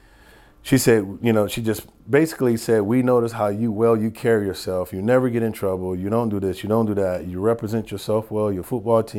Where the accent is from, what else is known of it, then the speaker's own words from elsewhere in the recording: Detroit, Michigan, United States; moved away as an adult; also born or lived in Kentucky; coming to Kentucky from Detroit.